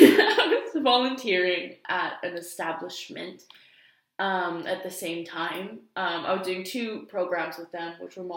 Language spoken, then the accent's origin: English; Vancouver, British Columbia, Canada; Growing up in Vancouver